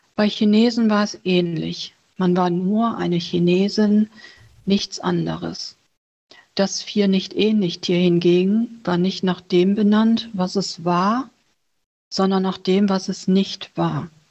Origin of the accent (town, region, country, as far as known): Germany; born or raised there; also born or lived in Vietnam